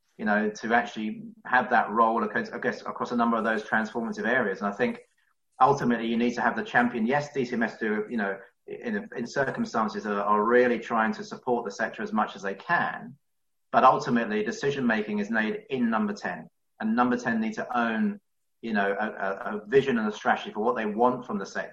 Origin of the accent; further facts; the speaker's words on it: London, United Kingdom; as a Londoner